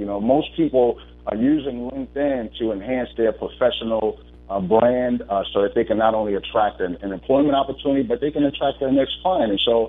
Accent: Bronx, New York, United States; now in Richmond, United States; I'm calling in from Richmond, Virginia, or as my mentor says, Richmond, Virginia. I am a native of Bronx, New York.

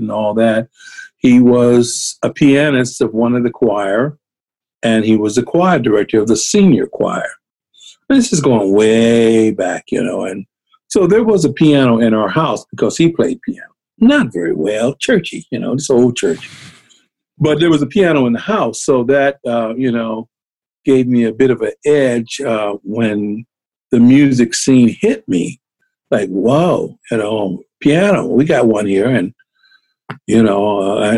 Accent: San Francisco, California, United States; also born or lived in Berkeley, California; I was born in Berkeley, California, which is just over the bay, across the bay, but pretty much raised in San Francisco

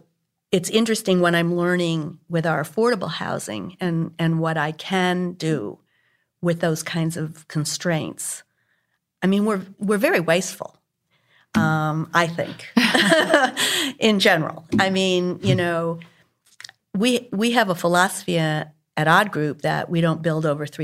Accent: Northeast, United States; now in Houston, United States; I grew up in the Northeast, you know, which was very compact

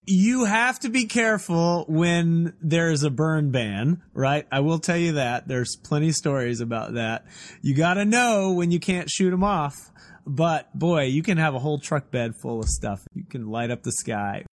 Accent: Texas, United States; I'm a Texan, too

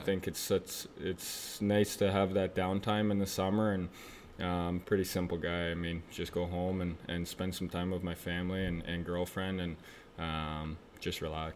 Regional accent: Oakville, Ontario, Canada; moved away as an adult; I grew up in Oakville

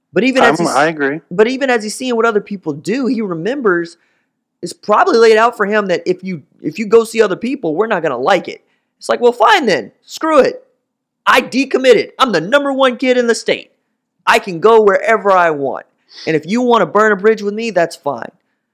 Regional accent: Tulsa, Oklahoma, United States; I'm from Tulsa.

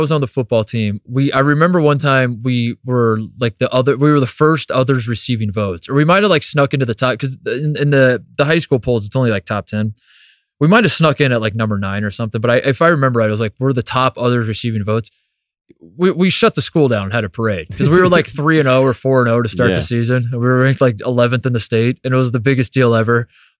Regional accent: Brownsburg, Indiana, United States; born or raised there

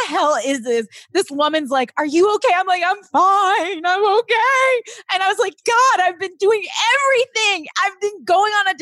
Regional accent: Long Island, New York, United States; also born or lived in Queens, New York; I'm from Queens, right? And then I moved to Long Island when I was 10 years old.

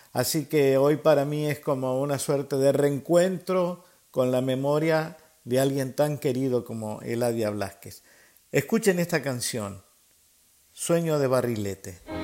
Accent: Buenos Aires, Argentina; así somos los porteños, así somos los argentinos

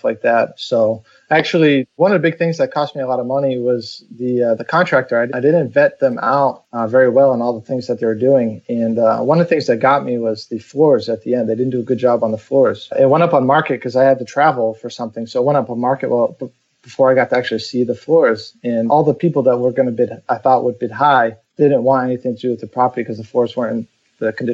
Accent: Massachusetts, United States; moved away as an adult; now in Texas, United States; I grew up in Massachusetts, spent my first 29 or 30 years there

